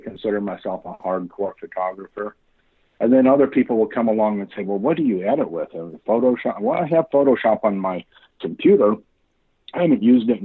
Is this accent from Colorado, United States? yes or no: yes; Colorado, United States; also born or lived in Tennessee / Oregon; now in Kansas City, United States; I grew up in Colorado